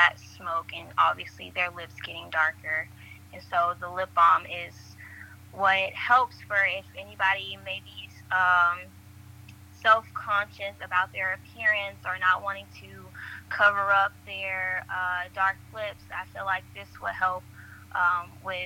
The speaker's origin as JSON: {"language": "English", "town": "College Park", "region": "Georgia", "country": "United States", "said": "I'm from College Park, Georgia"}